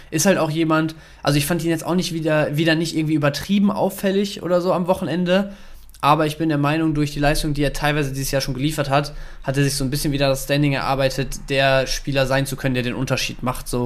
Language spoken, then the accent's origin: German; Dortmund, North Rhine-Westphalia, Germany; Und ich als, als Dortmunder wissen wir ja alle, ähm, tut ein bisschen weh